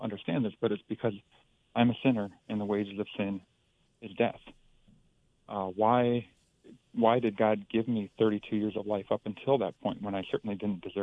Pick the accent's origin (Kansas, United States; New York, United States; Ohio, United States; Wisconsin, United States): Wisconsin, United States; Green Bay; moved away; I grew up in the Green Bay area, graduated from Bayport High School back in 92